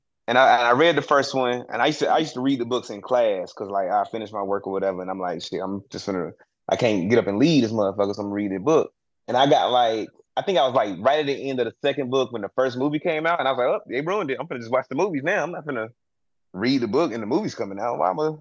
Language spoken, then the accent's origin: English; the South, United States; growing up in the South